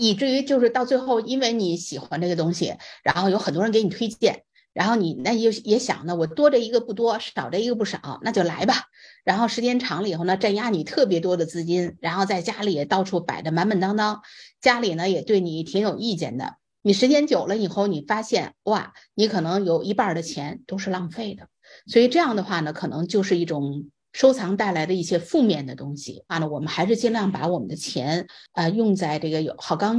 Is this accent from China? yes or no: yes; China; now in United States; 你像我们都是从中国来到美国的，还得要考虑它具不具国际化眼光